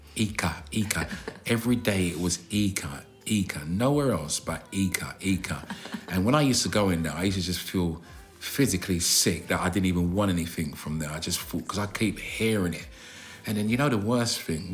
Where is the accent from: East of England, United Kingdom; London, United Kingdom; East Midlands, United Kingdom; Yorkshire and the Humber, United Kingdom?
London, United Kingdom; I'm from South London, as you know, and we kind of drag our words and exaggerate our words.